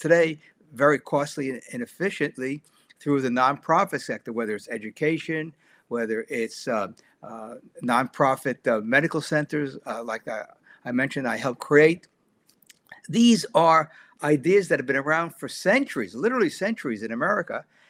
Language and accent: English; New York City, New York, United States; growing up in New York City, the bastion of liberal philosophy